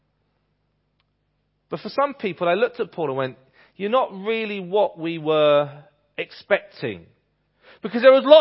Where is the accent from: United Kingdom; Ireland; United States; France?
United Kingdom; England; accent: English; my English accent